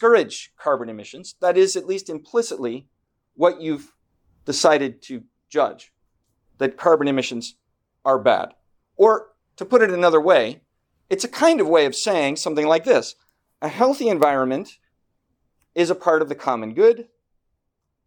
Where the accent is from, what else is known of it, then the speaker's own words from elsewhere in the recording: Washington, United States; moved away as an adult; also born or lived in Southern California / East Coast; I grew up in Washington State